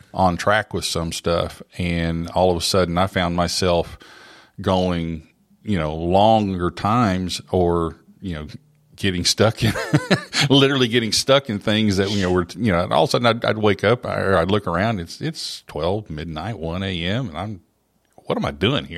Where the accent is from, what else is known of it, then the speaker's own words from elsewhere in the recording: Oklahoma, United States; moved away as an adult; now in Middle Tennessee, United States; I grew up in Oklahoma and, uh, all over the state